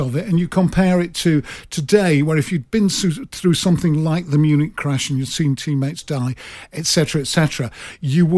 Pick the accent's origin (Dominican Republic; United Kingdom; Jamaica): United Kingdom; Manchester, North West England; I was born and brought up in Manchester